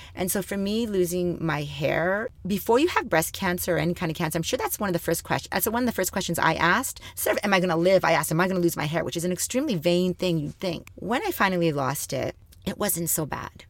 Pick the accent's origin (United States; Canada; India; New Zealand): Canada; Thunder Bay, Ontario; I was born and raised in Thunder Bay, Ontario